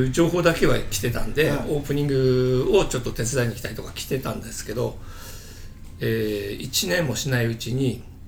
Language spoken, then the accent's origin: Japanese; Chiba, Japan; もともと僕は千葉で育ってる